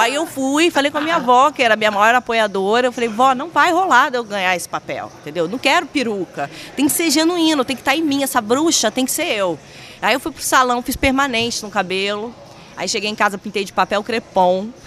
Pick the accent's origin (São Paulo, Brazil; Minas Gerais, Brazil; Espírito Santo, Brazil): Espírito Santo, Brazil; Vitória; moved away as an adult; also born or lived in Rio de Janeiro